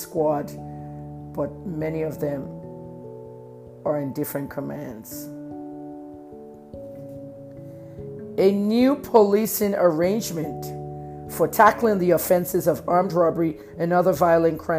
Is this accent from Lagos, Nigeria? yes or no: no; Ibadan, Oyo, Nigeria; I was friends with a lot of SARS officers in my hometown, Ibadan, Oyo State, Nigeria